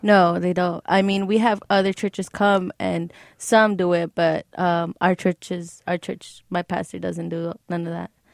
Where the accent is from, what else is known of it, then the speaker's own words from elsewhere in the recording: Los Angeles, California, United States; also born or lived in Beverly Hills; I was raised, I was born in L A, but raised in the Valley.